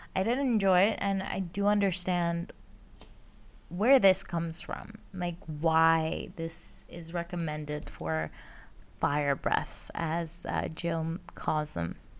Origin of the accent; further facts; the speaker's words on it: Greece; now in Netherlands; I live, uh, and work in the Netherlands, but I am originally from Greece. I grew up, um, I was born and grew up there.